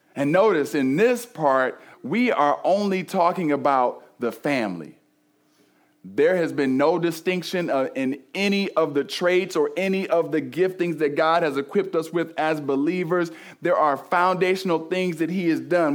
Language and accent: English; Cleveland, Ohio, United States; I grew up in Cleveland